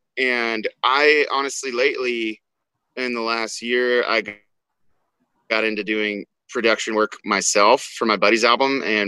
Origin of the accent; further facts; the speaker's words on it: Texas, United States; Of course, I'm from Texas.